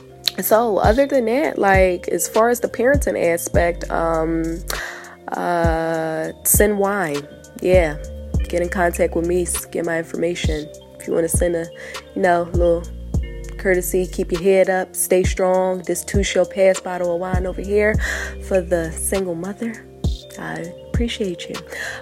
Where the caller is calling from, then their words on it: Delaware, United States; I'm calling in from Delaware.